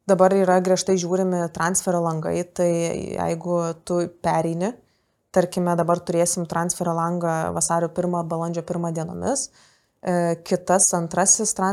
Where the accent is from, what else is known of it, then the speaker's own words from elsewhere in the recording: Kaunas, Kaunas County, Lithuania; aš iš Kauno